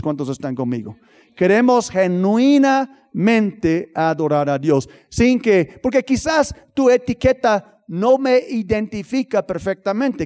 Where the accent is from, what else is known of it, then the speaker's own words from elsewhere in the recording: United States; en Estados Unidos, hay, eh, no, no es puro racismo, pero hay racismo, especialmente de donde soy yo